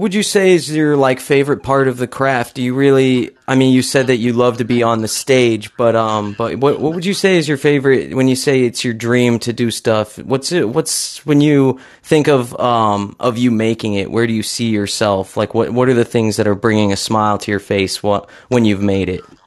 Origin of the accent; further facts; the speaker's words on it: Utah, United States; born and raised in Utah as well